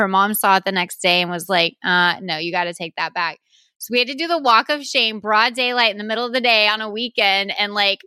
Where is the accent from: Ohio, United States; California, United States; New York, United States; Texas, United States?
Texas, United States; growing up in Texas